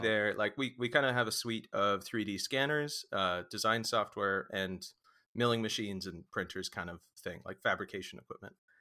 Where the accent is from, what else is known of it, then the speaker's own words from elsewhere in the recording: Vancouver, British Columbia, Canada; also born or lived in Oregon; we're, we're from Vancouver, uh, I think I was born even in, uh, Saint Paul's in downtown